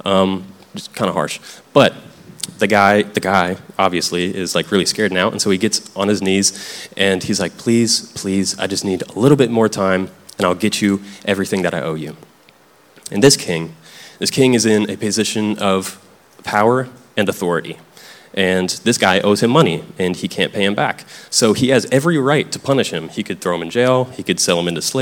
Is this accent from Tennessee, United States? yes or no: yes; Tennessee, United States; I grew up in Tennessee, and this is something I heard growing up